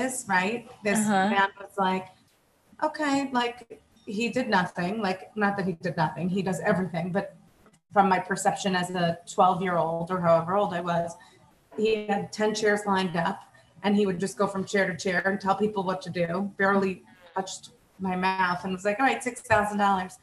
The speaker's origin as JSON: {"language": "English", "area": "Long Island", "region": "New York", "country": "United States", "tie": "born or raised there", "lives_now": "New York City, United States", "said": "I born and raised, I grew up on Long Island"}